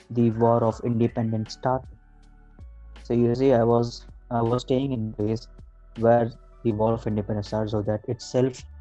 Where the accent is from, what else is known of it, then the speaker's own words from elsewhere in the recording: Jhansi, Uttar Pradesh, India; now in Bangalore, India; i used to study in somewhere in north india